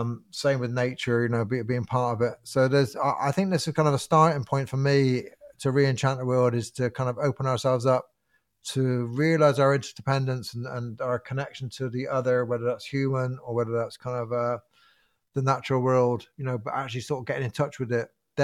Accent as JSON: {"language": "English", "region": "England", "country": "United Kingdom", "said": "I know my country, you know, I came from England, I know my country, and I've walked coast to coast the other way."}